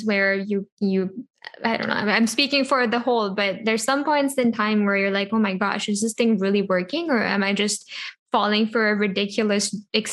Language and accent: English; India; moved away as an adult; I grew up in India, I was there for 19 years.